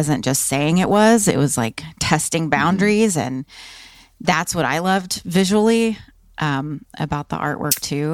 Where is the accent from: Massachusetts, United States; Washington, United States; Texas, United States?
Texas, United States; Austin; I grew up in Austin, Texas